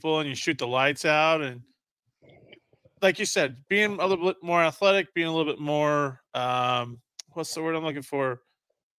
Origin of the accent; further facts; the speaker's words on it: Utah, United States; I'm from Utah